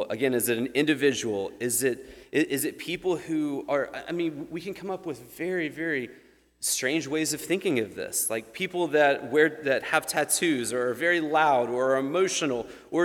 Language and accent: English; United States; we as American people